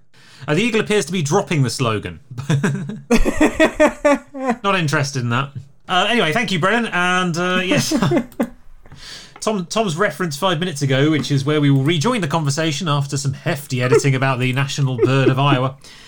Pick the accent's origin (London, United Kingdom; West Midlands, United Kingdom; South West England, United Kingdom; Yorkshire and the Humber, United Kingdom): West Midlands, United Kingdom; Birmingham; who was born in Birmingham and is therefore officially a Peaky Blinder.